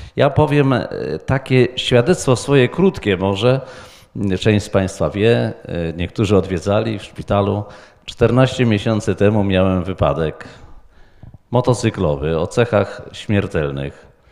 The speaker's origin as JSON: {"language": "Polish", "town": "Wrocław", "region": "Lower Silesian Voivodeship", "country": "Poland", "said": "z Wrocławia"}